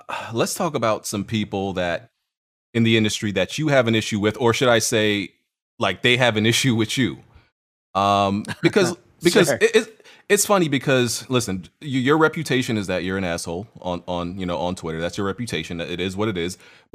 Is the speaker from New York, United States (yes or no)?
yes; New York, United States; My theory is that like we're both from New York. That's my theory. And like I think we just have a certain way that people don't understand, but we understand each other because we're from New York.